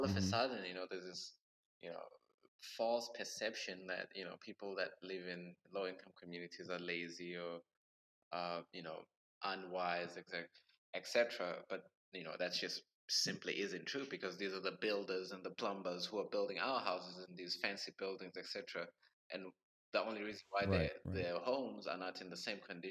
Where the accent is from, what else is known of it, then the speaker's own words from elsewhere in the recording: Durban, KwaZulu-Natal, South Africa; moved away; I was born in Durban, South Africa, and I think by the age of 13, I had moved like over nine times in different Bay Areas. So I've practically lived all across Durban